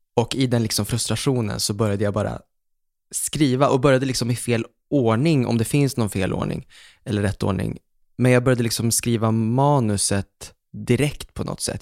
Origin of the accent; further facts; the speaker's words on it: Umeå, Västerbotten County, Sweden; also born or lived in Fredhäll, Stockholm; now in Stockholm, Sweden; jag var hemma i Umeå minns jag och så satt jag hemma med pappa